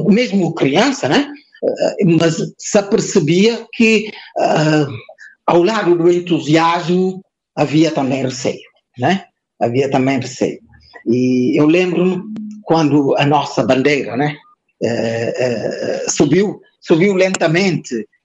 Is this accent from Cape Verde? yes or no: yes; Cape Verde; o Estado em Cabo Verde não se justifica por si, não se justifica porque nós não somos portugueses, não significa porque eh, nós somos de outra raça ou temos uma língua materna que não é a língua portuguesa.